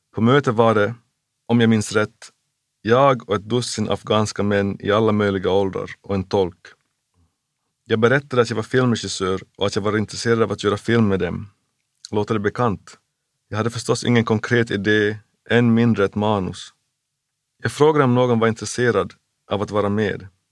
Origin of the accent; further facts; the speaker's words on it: Jakobstad, Ostrobothnia, Finland; also born or lived in Memphis, United States; i min hemstad Jakobstad fanns en underbar liten ungdomsverkstad